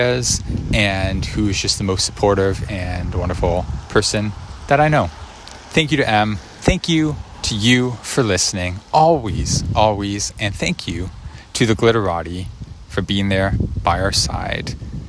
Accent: Canada; I apologize. I am Canadian.

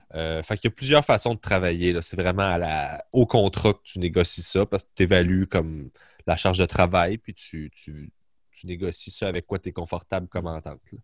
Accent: Sainte-Julie, Quebec, Canada; moved away as an adult; also born or lived in Longueuil; j'ai grandi à Sainte-Julie sur la rive sud de Montréal.

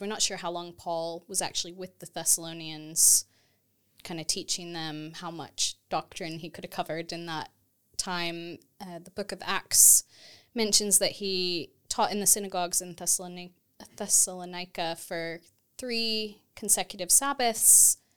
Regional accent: Texas, United States; moved away as an adult; also born or lived in St Andrews, Scotland / Edinburgh, Scotland; now in United Kingdom; I grew up in Texas in the U S

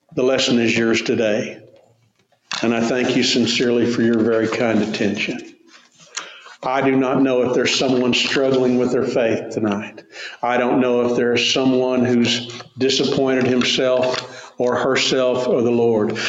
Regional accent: Tulsa, Oklahoma, United States; Growing up in Tulsa

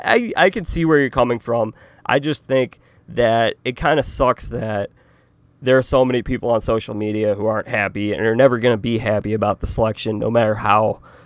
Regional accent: Denver, Colorado, United States; Because we're both from Denver.

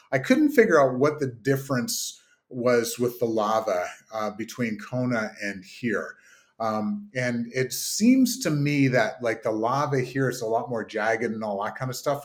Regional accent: Kingston, Ontario, Canada; my hometown of Kingston

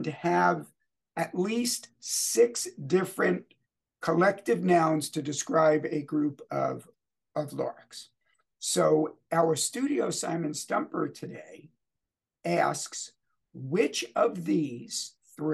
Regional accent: New York City, New York, United States; I was born in New York City, so those people were likely relatives of mine

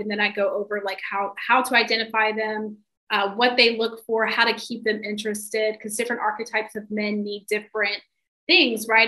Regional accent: the South, United States; I'm from the South, so I'm from like a really traditional like upbringing

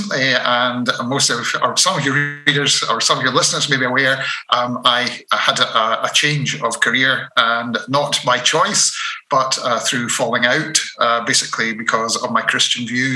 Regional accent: Dunblane, Scotland, United Kingdom; I was brought up in Dunblane

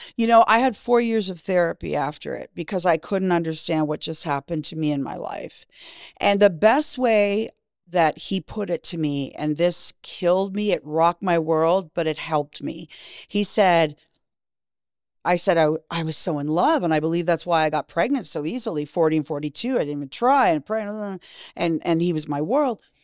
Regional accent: Canada; moved away as an adult; also born or lived in Miami; Growing up in Canada, it was all hockey

